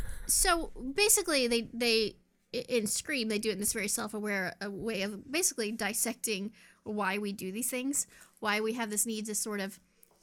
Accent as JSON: {"language": "English", "region": "the South", "country": "United States", "said": "I'm from the South. We say terrible, terrible things."}